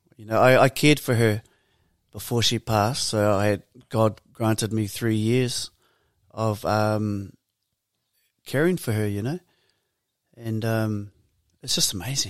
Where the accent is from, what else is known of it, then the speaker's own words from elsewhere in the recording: Porirua, Wellington, New Zealand; growing up in Purirua for us, um, we were part of Birthright.